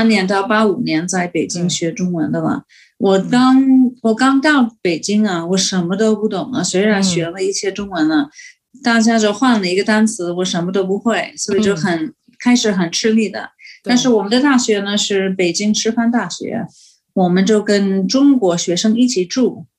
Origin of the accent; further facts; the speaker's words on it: United States; Chinese is a second language; moved away as an adult; also born or lived in Beijing, China / Guangzhou, China; 所以我们美国人去呢，